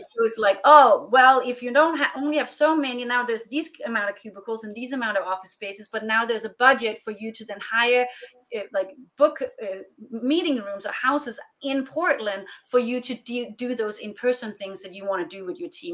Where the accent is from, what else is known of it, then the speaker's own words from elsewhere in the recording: Denmark; moved away as an adult; also born or lived in Europe; now in West Coast, United States; I'm originally from Denmark. I'm Danish